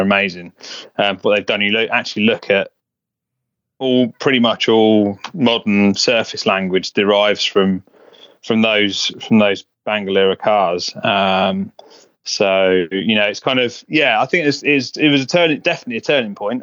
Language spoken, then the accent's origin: English; Buckinghamshire, South East England, United Kingdom; I grew up in um, in Buckinghamshire, which is kind of northwest of London, just a little a little village.